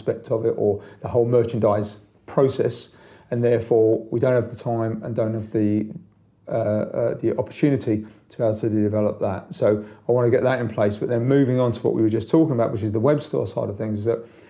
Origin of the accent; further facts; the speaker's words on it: London, United Kingdom; I grew up in London